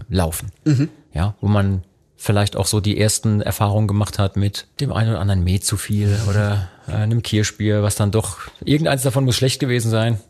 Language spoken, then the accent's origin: German; Rhineland-Palatinate, Germany; wie ich aufgewachsen bin zum Beispiel, im Großraum Pfalz